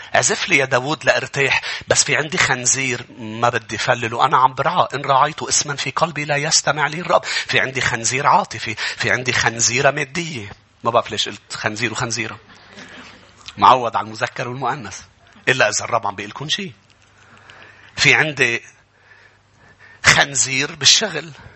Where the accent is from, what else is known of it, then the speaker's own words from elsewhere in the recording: Lebanon; نحن كشعب بالشرق كلبنانيين